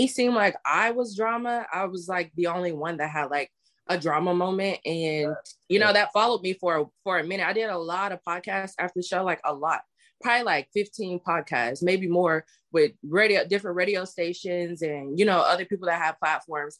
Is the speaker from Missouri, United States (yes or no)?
yes; Kansas City, Missouri, United States; originally, I'm from Kansas City, Missouri. Well, I was raised in Kansas City